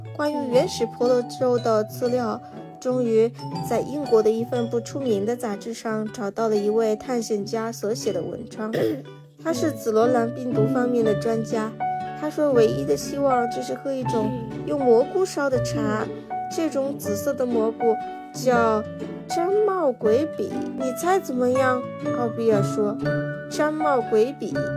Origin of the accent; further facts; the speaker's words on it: China; 我们中国人